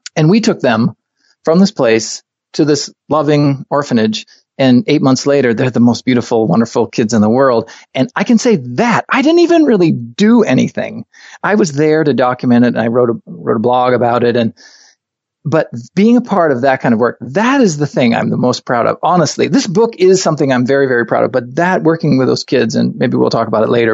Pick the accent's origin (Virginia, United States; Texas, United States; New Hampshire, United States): New Hampshire, United States; Hooksett; moved away as an adult; also born or lived in Los Angeles / Maine; I was born, grew up in Hooksett, New Hampshire